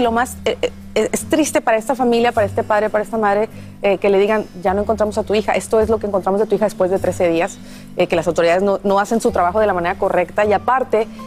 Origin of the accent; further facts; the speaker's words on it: Chihuahua, Mexico; yo soy de Chihuahua